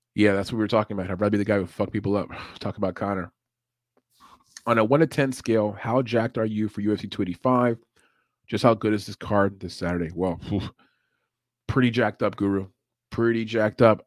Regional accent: Puerto Rico; I'm Puerto Rican

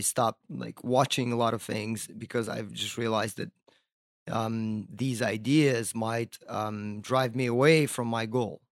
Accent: Crimea, Ukraine; also born or lived in Virginia Beach, Virginia, United States; now in Brooklyn, United States; I was born in, uh, Crimea

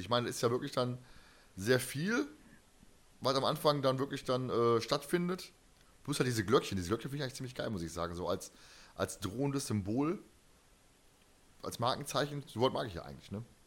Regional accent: Germany; Ich bin Deutscher

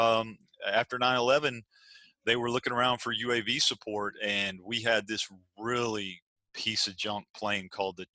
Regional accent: Arkansas, United States; now in Virginia Beach, United States; I'm from Arkansas originally

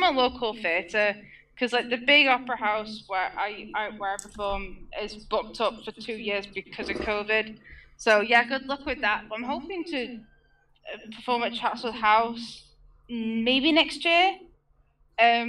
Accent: England, United Kingdom

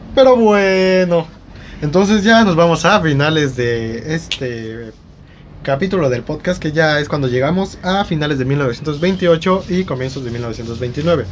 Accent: Mexico; nosotros como mexicanos

